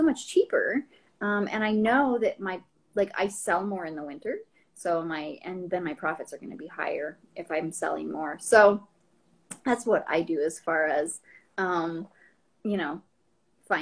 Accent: Jackson, Wyoming, United States; moved away as an adult; now in Boston, United States; I grew up in Jackson, Wyoming

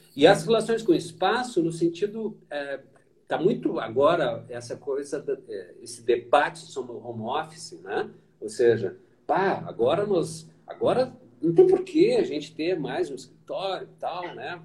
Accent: Porto Alegre, Rio Grande do Sul, Brazil; eu cruzava aquilo, foi uma rua da minha infância

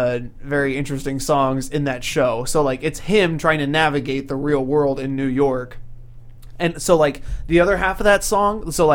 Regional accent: Canada; look, we're so French even though we're Canadian. French Canadian.

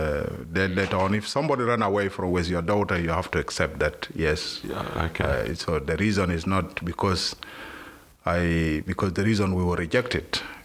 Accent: South Sudan; moved away as an adult; now in Australia; we are from South Sudan, and mainly South Sudan we are Christians.

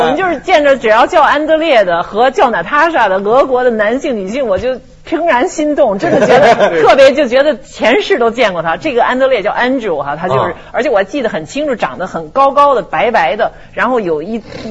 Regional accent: China; 就跟我们中国人要要要面子啊。

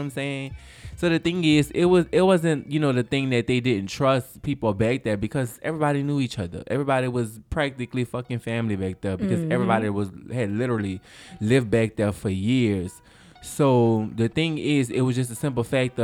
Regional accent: New Orleans, Louisiana, United States; growing up in Versailles Arms Apartments

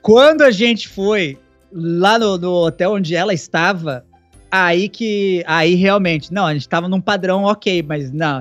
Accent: Brazil; se eu sou de Caxias

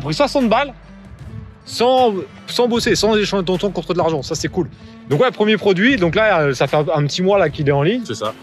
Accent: Paris, Île-de-France, France; on sent que je suis de Paris

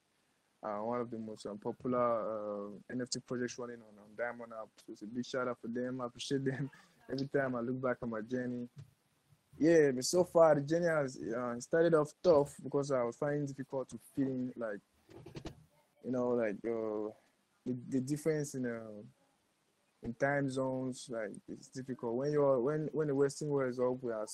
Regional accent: Cameroon; I'm born, raised African, and I'm Cameroonian. So that's what's up. I'm from Cameroon.

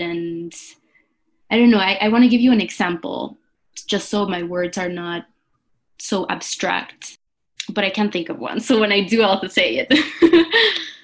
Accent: Venezuela; now in Brooklyn, United States; I'm from Venezuela and currently quarantining in Brooklyn with my sisters

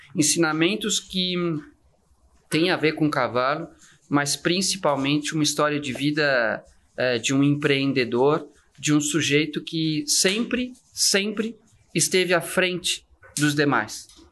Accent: Santa Catarina, Brazil; eu sou de Santa Catarina, eu sou de uma cidade pequenininha

